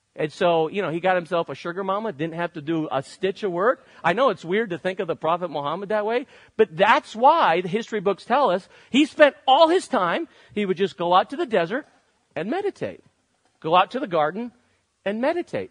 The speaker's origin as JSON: {"language": "English", "country": "United States"}